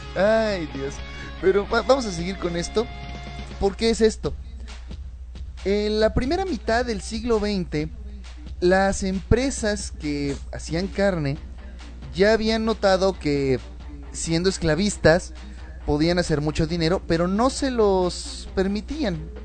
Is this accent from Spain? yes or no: no; Mexico; somos los mexicanos